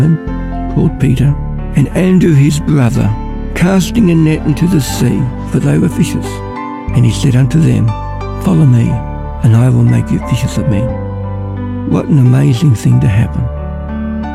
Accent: Ballarat, Victoria, Australia; I'm from Ballarat

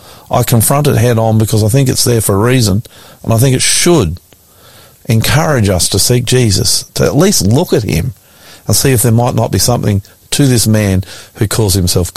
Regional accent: Australia; because I'm an Aussie

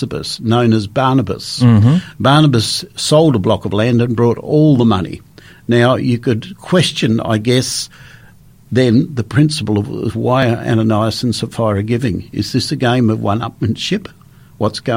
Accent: Australia; I was born and bred in Australia

